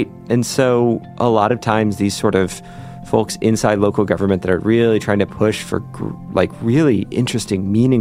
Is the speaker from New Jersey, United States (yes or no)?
no; Lexington, Kentucky, United States; Growing up in Lexington